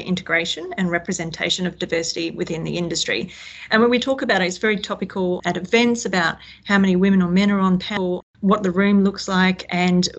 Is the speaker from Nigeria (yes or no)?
no; Western Australia, Australia; I've born and bred in Western Australia